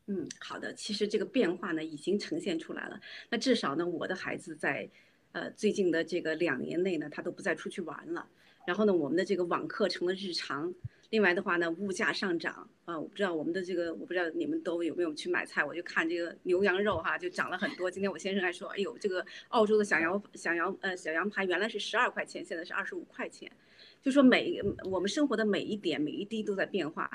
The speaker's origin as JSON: {"language": "Chinese", "country": "China", "said": "我们中国人老百姓"}